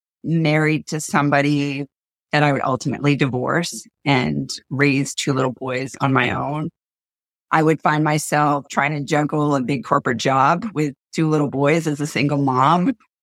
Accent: Maine, United States; We are down-to-earth, solid girls from Maine

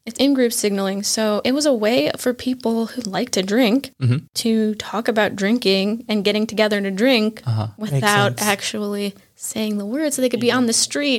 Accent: United States; born or raised there

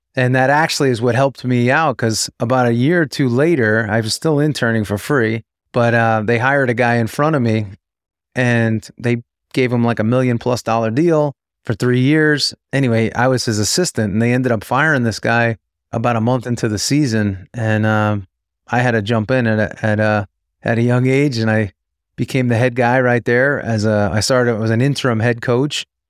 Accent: New York, United States; moved away as an adult; also born or lived in Tampa, Florida; growing up in New York, I was always a big Yankee fan

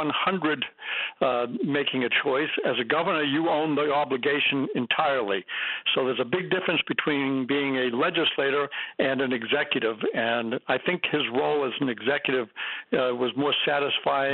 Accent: Massachusetts, United States; moved away as an adult; also born or lived in New Hampshire; now in Jaffrey, United States; I grew up in Massachusetts, but resident of New Hampshire

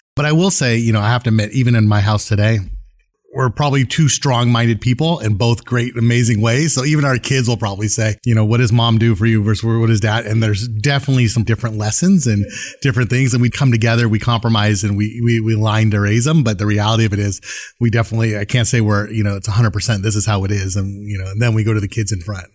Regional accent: Camarillo, California, United States; also born or lived in San Fernando Valley; I grew up in Southern California, like, you know, Camarillo actually is where I went to high school, San Fernando Valley

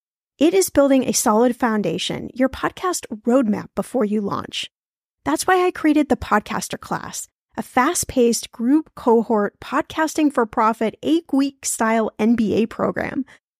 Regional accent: Indianapolis, Indiana, United States; So in today's episode, we're going to my hometown of Indianapolis, Indiana

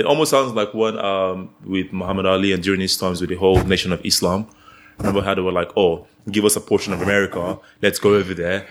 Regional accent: Nigeria; moved away; I'm Nigerian

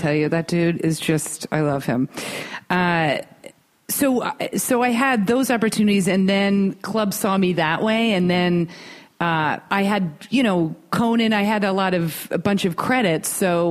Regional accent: East Coast, United States; now in Los Angeles, United States; we're from the East Coast

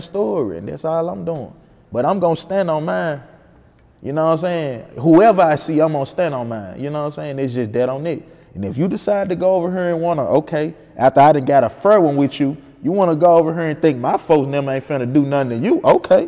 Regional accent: Memphis, Tennessee, United States; I'm from Memphis, or I'm from Fraser, I'm from this place

